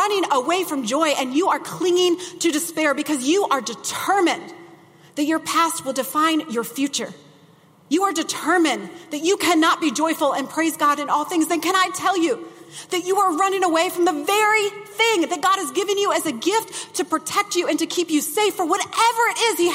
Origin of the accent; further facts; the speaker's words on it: Midwest, United States; I grew up in the Midwest